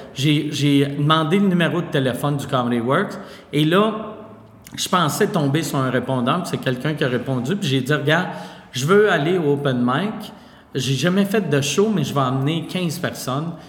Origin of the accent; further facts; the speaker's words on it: Quebec City, Quebec, Canada; moved away as an adult; now in Montreal, Canada; Vu que moi je viens de Québec, puis euh, je disais à mes amis que je déménageais à Montréal